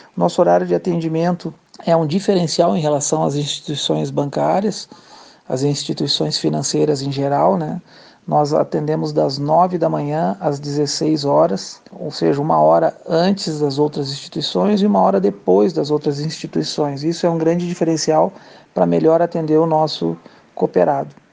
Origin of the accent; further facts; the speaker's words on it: Porto Alegre, Rio Grande do Sul, Brazil; now in Caxias do Sul, Brazil; sou natural de Porto Alegre, há 11 anos morando em Caxias do Sul